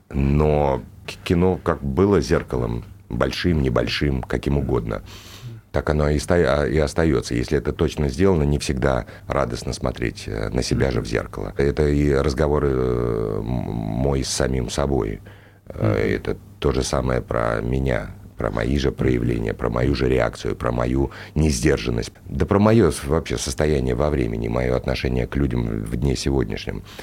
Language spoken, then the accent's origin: Russian; Moscow, Russia; Я, э, я москвич, я знаю этот э, город, э, люблю этот город, я в нем живу